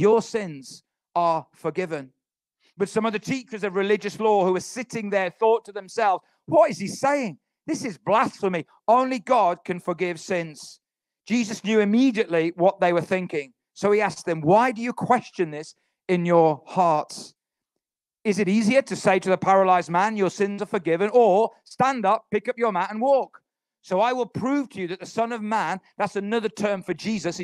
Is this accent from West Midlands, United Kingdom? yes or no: yes; Halesowen, West Midlands, United Kingdom; our town is called Halesowen. None of you have heard of it because it's a little town outside Birmingham. When people say, where are you from? I say Birmingham